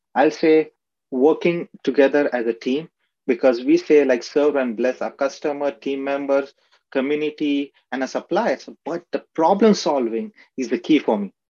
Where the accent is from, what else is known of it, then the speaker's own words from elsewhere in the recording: Aurangabad, Maharashtra, India; moved away; also born or lived in Ratnagiri, Maharashtra, India; I was born in Ratnagiri, which is a coastal area in Maharashtra, which is in India. But I was raised in Aurangabad